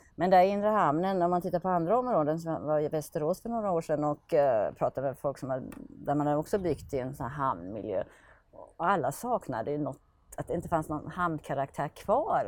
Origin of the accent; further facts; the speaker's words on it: Finland; now in Norrköping, Sweden; jag är född i Finland